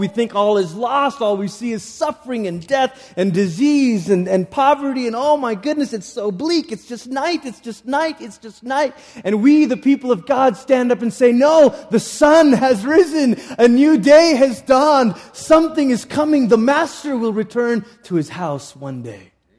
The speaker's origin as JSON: {"language": "English", "country": "Malaysia", "tie": "born or raised there", "said": "I grew up in Malaysia."}